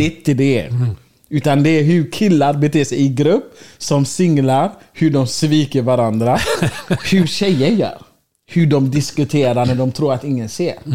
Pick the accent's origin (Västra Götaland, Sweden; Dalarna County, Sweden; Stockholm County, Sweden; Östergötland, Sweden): Västra Götaland, Sweden; Gothenburg; Och så säger man till dem, jag kommer från Göteborg.